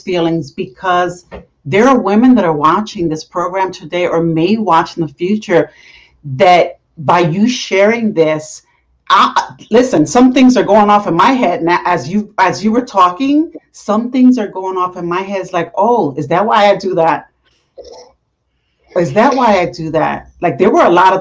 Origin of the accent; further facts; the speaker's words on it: New Jersey, United States; I'm from New Jersey.